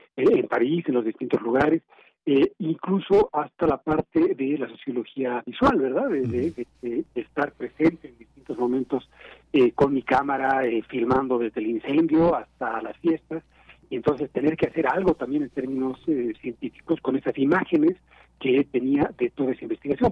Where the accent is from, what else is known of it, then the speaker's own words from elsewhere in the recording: Bolivia; now in Mexico City, Mexico; yo soy boliviano y soy mexicano a la vez